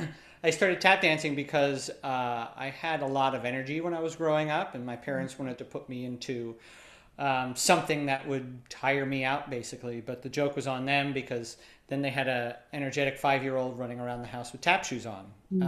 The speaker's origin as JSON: {"language": "English", "town": "Reading", "region": "Pennsylvania", "country": "United States", "tie": "born or raised there", "said": "Reading, Pennsylvania."}